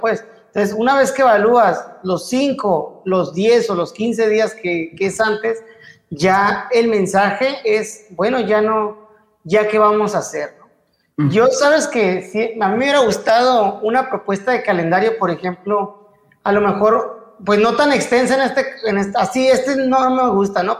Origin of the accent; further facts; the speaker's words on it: Mexico; como, como mexicanos